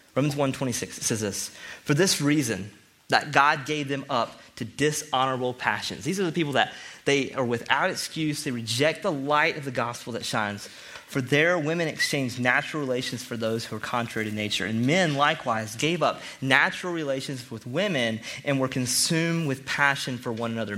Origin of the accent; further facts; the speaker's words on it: the South, United States; I'm from the South